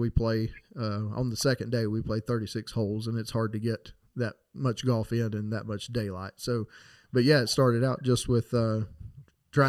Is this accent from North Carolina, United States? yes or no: yes; Marion, North Carolina, United States; I grew up right here in Marion, North Carolina